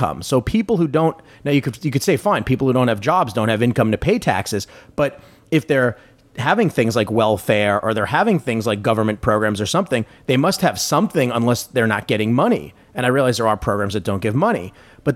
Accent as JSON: {"language": "English", "country": "United States", "said": "I'm an American"}